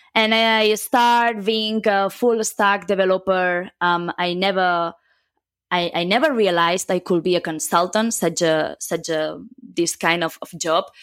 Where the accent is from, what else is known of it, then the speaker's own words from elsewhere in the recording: a small city near Barcelona, Catalonia, Spain; first language Catalan; English is a second language; moved away as an adult; also born or lived in Germany; now in Madrid, Spain; I come from, uh, a small city near Barcelona.